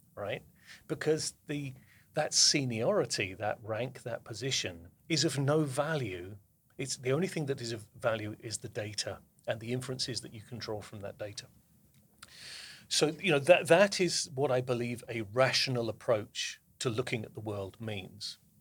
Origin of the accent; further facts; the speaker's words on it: the south of England, United Kingdom; moved away as an adult; now in New Jersey, United States; I was, uh, born and brought up in the south of England, and I moved to the United States, uh, in twenty fifteen.